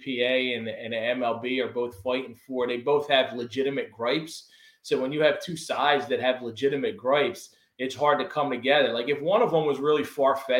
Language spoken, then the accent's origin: English; Philadelphia, Pennsylvania, United States; now in Tampa area, Florida, United States; I grew up in South Philly